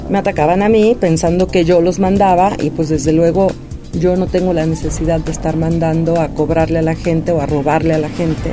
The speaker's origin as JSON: {"language": "Spanish", "town": "San Martín Texmelucan", "region": "Puebla", "country": "Mexico", "tie": "born or raised there", "said": "San Martín es mi tierra, es mi casa. Ahí crecimos, ahí nacimos"}